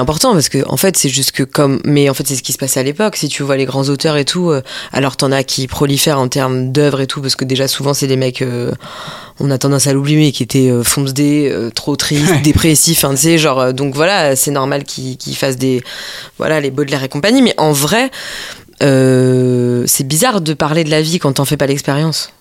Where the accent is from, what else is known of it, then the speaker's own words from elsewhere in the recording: Mulhouse, Grand Est, France; moved away as an adult; also born or lived in Strasbourg; now in Paris, France; je venais de Mulhouse